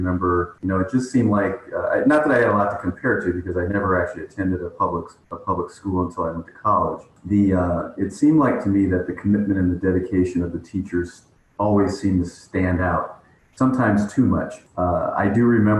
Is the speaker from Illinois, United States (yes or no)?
yes; Chicago, Illinois, United States; moved away as an adult; now in Arizona, United States; I was born and raised in Chicago